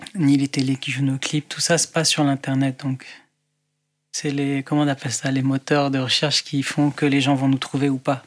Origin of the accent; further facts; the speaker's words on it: Beirut, Beirut Governorate, Lebanon; moved away as an adult; now in France; je viens du Liban, de Beyrouth